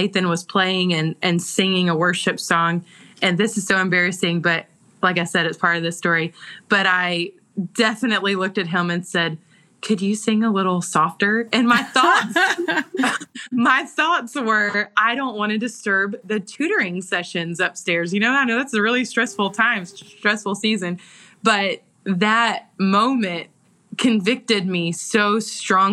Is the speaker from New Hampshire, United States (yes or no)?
no; Georgia, United States; accent: Southern; I grew up in Georgia. And so I'm born and raised right where we live.